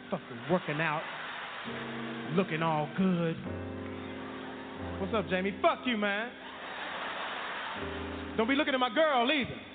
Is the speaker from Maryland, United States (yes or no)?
no; Terrell, Texas, United States; I got some people from my hometown right in here tonight from Terrell, Texas.